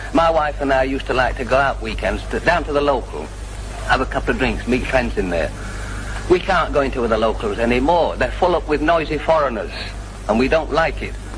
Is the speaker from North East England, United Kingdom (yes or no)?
no; Scotland, United Kingdom; now in London, United Kingdom; I'm a Scotsman.